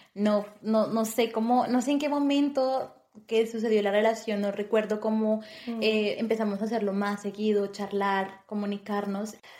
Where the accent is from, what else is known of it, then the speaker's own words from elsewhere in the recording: Bogotá, Colombia; moved away as an adult; also born or lived in Turkey; now in Malta; yo soy colombiana, eh, nací en una hermosa, hermosa ciudad llamada Bogotá